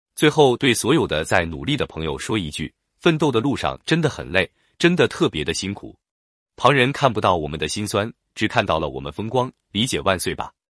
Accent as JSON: {"language": "Chinese", "country": "China", "said": "我们中国人"}